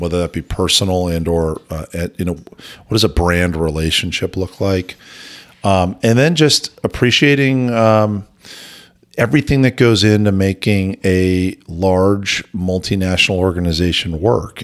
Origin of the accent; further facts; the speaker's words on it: outside New York City, Connecticut, United States; moved away as an adult; now in Idaho, United States; I actually grew up outside New York City in a commuting town and actually Connecticut